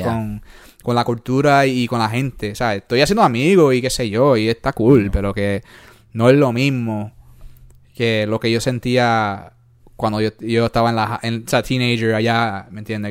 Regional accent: Puerto Rico; moved away; also born or lived in New York; nosotros somos de ahí, de Puerto eh, Rico

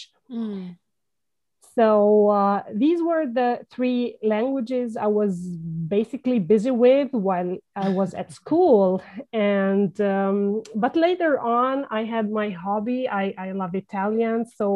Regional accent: Palestine; first language Levantine Arabic; English is a second language; my first language is Levantine Arabic. It's the language spoken in Palestine, as I'm Palestinian.

